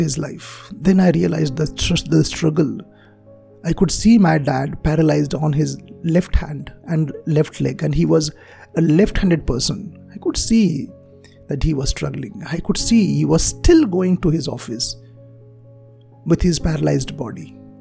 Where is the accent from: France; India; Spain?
India; Marathi medium school, Maharashtra; English is a second language; I'm from Marathi medium school